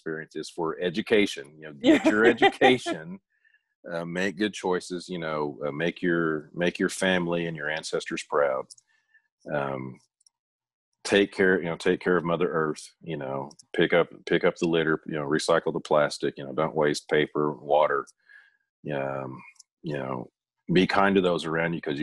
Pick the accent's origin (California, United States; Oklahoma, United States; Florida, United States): Oklahoma, United States; Tahlequah